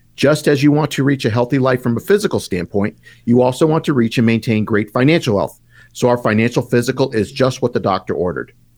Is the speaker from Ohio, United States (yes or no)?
no; Tucson, Arizona, United States; I grew up in the lovely town of Tucson, Arizona.